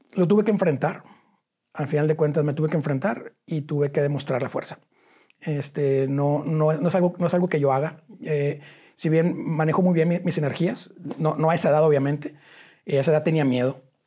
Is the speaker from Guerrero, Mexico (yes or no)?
no; Cadereyta Jiménez, Nuevo León, Mexico; also born or lived in Monterrey; yo nací en Cadereita Nuevo León